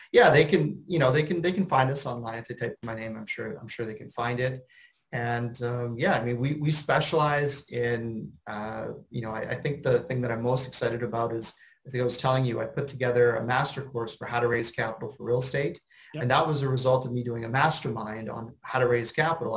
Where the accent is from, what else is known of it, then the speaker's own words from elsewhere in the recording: Canada; I'm a Canadian